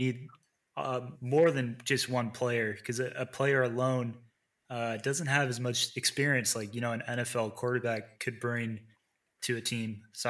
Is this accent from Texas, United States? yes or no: yes; East Texas, United States; East Texas represents who we are as, I mean, it's where we grew up.